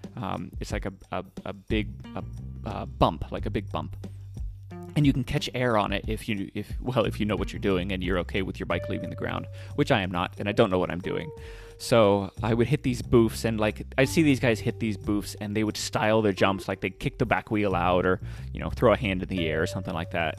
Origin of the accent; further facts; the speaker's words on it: United States; my bad Spanish and my bad accent because I'm, I'm I'm a gringo